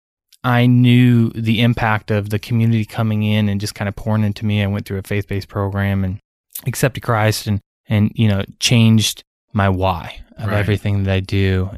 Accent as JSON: {"language": "English", "region": "Iowa", "country": "United States", "tie": "born or raised there", "also_born_or_lived": "Illinois", "said": "So I grew up in Iowa, between Iowa and Illinois, bounced around a lot, but was a very rebellious kid"}